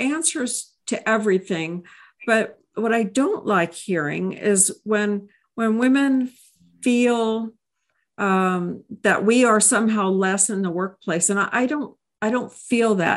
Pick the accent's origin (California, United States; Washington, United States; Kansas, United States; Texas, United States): Texas, United States; I hail from Texas.